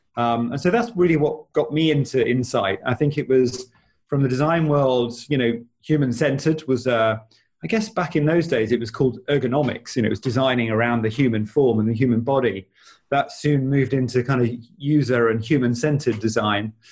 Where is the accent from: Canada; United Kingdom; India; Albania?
United Kingdom; also born or lived in Australia; I was born in the UK